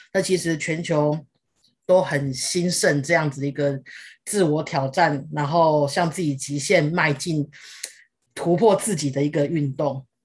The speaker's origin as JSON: {"language": "Chinese", "country": "Taiwan", "said": "我们台湾人的一个就是三大必做的，的一个，的三件事情，登玉山、永都日月潭、环岛"}